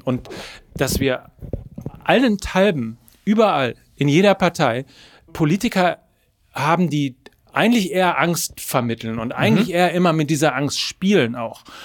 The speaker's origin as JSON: {"language": "German", "region": "North Rhine-Westphalia", "country": "Germany", "tie": "born or raised there", "said": "ich komme aus Ostwestfalen, ich ja. bin katholisch groß geworden, ich bin natürlich in einem CDU-Haushalt groß geworden"}